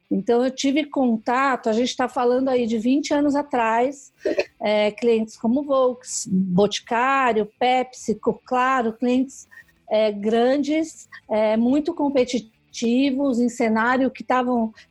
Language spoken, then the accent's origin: Portuguese; São Paulo, Brazil; Eu sou aqui de São Paulo, né?